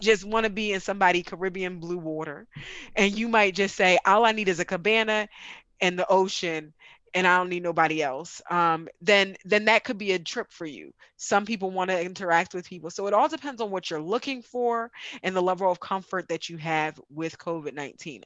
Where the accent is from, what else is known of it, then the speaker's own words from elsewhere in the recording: United States; I grew up in America completely